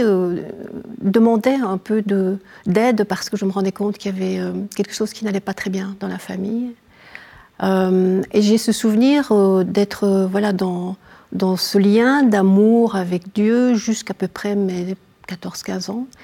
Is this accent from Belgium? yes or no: yes; Namur, Wallonia, Belgium; je viens de, Belgique, hein, euh, de, la province de Namur, d'une petite ville qui s'appelle Namur